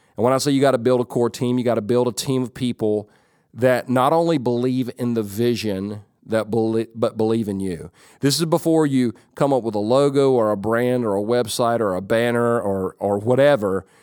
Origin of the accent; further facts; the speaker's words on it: Whittier, California, United States; I was born in California, but not in San Jose. I was born in Whittier.